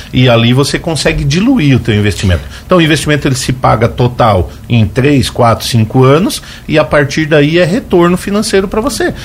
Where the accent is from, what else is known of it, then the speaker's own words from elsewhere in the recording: Braço do Norte, Santa Catarina, Brazil; moved away as an adult; now in Lauro Müller, Brazil; moro aqui no Barro Branco, moro no município de Lauro Miller, sou natural de Braço Norte